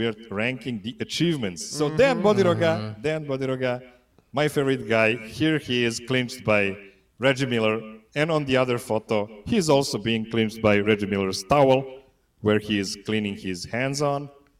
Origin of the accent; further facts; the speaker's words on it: Serbia; born there; English is a second language; So this guy is not from Serbia, but since I was born in Yugoslavia, I want to honor a guy that won the most medal in history of Yugoslavia